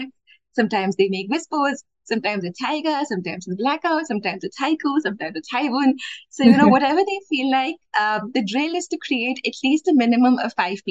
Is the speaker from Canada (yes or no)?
no; Bangalore, Karnataka, India; I am from Bangalore, India